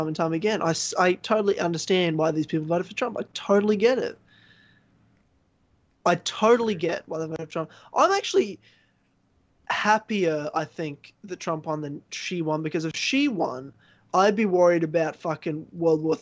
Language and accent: English; Australia; I'm fucking from Australia